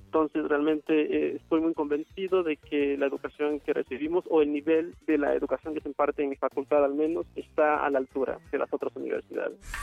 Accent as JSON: {"language": "Spanish", "area": "Asunción Saltepec", "region": "Oaxaca", "country": "Mexico", "tie": "born or raised there", "also_born_or_lived": "Mexico City", "moved": "as an adult", "said": "Nací en Asunción Saltepec, Oaxaca, el 21 de junio de 1992"}